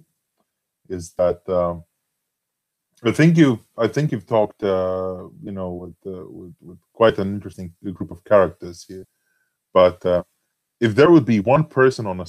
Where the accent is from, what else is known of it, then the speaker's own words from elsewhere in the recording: Latvia; I'm Latvian. You know? I'm from Latvia and I've born and, you know, raised here